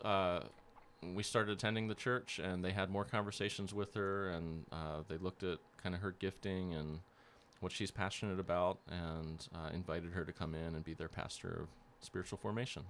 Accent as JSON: {"language": "English", "town": "Lancaster", "region": "Pennsylvania", "country": "United States", "tie": "born or raised there", "also_born_or_lived": "Turkana, Kenya", "moved": "as an adult", "said": "I grew up in Lancaster, Pennsylvania"}